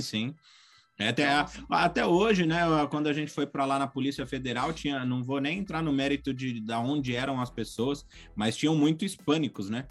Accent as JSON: {"language": "Portuguese", "region": "São Paulo", "country": "Brazil", "also_born_or_lived": "Australia", "moved": "as an adult", "lives_now": "Missouri, United States", "said": "eu saí de São Paulo, cidade grande, capital mesmo"}